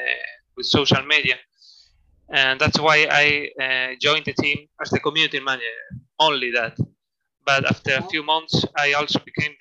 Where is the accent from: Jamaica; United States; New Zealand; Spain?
Spain; born or raised there; also born or lived in Madrid